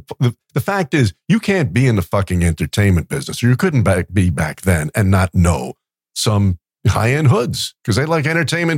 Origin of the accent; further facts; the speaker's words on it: New York, United States; moved away; when I grew up in New York